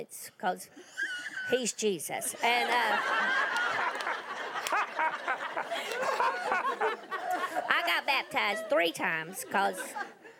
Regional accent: Tennessee, United States; I'm from Tennessee.

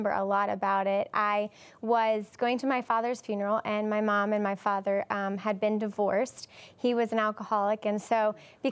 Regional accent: Louisiana, United States; moved away as an adult; now in Haiti; I was born in Louisiana, and when I was 7, my father passed away

